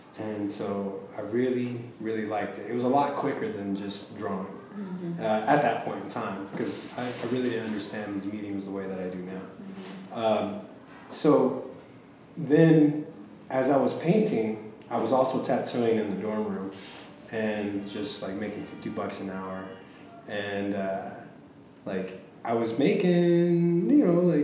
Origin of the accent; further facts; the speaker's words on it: Tulsa, Oklahoma, United States; moved away; my hometown, Tulsa